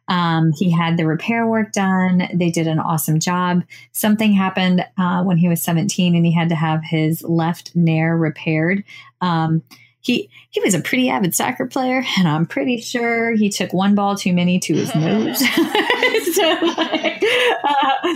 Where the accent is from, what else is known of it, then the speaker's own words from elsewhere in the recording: Virginia, United States; we're from Virginia